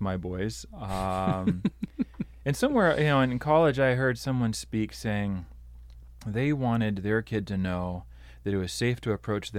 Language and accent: English; Brazil; also born or lived in Pacific Northwest, United States; Yeah, I grew up in Brazil. I'm a missionary kid. My parents were teaching at a seminary training pastors. Most of my years were spent there, a little bit in the Pacific Northwest.